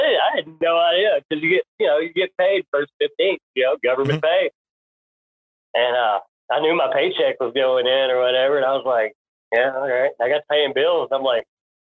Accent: Nashville, Tennessee, United States; I live not far. Like, yep. That's my hometown

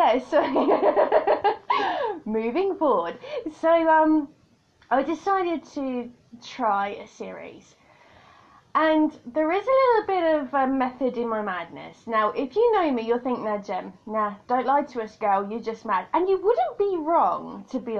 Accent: United Kingdom; accent: British; I'm a Brit.

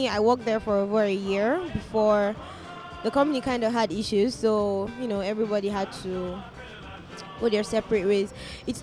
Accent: Kaduna State, Nigeria; I am from Nigeria, and then I am from Kaduna State

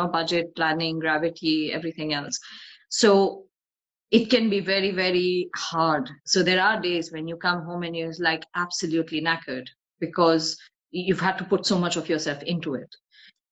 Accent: North India, India; moved away; So I'm ethnically Bengali, but I've grown up in North India.

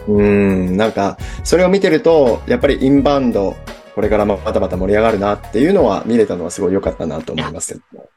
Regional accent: Osaka, Japan; 僕大阪出身

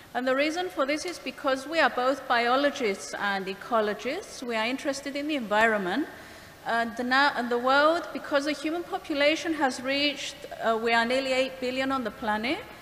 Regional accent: Cyprus; I'm from Cyprus, from the Greek Cypriot community, where we speak Greek

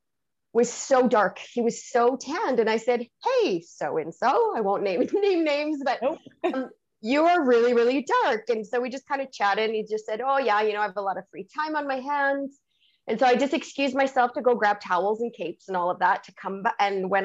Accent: Canada; I'm French Canadian

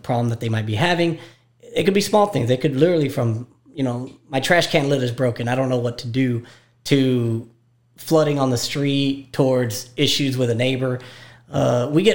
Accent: McAllen, Texas, United States; also born or lived in Baltimore, Maryland / Austin, Texas; I was born in Baltimore, but I was born in 1980, and my father moved here in 1982. So basically consider myself a McAllen native. Went to school here

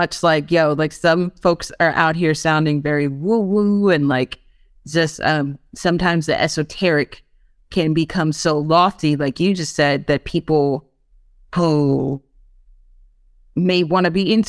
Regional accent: New York, United States; No, I'm like, nah, fam. Like, just, I'm such a New Yorker.

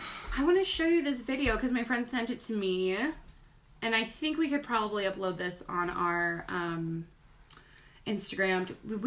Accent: Northern California, United States; I'm from Northern California.

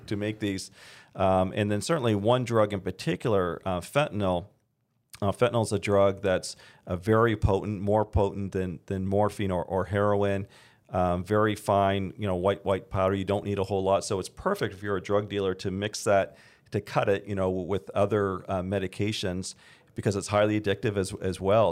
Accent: Canada; now in United States; I'm originally from Canada. I'm a dual citizen

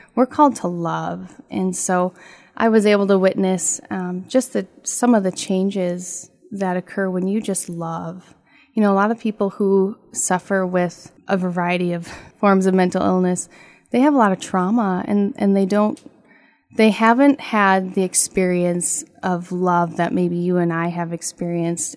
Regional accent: Laporte, Minnesota, United States; now in Walker, United States; I grew up in LaPorte.

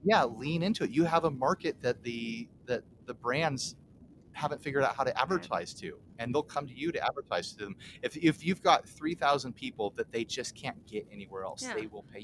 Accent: United States; We're American white men.

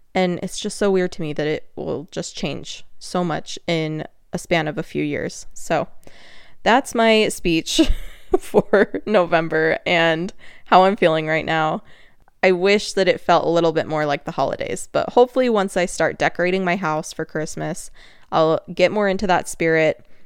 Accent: Utah, United States; accent: Utah; There was my Utah accent

